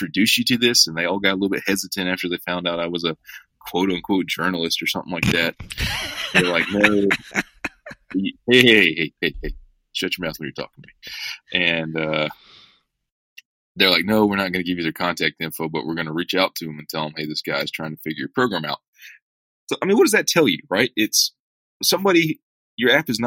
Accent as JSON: {"language": "English", "area": "hometown south of Atlanta", "region": "Georgia", "country": "United States", "tie": "born or raised there", "said": "my hometown south of Atlanta"}